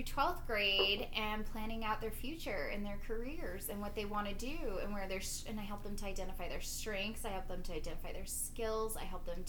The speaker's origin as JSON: {"language": "English", "region": "New Mexico", "country": "United States", "tie": "born or raised there", "accent": "New Mexico", "said": "I wasn't born in New Mexico, but this is where I was raised."}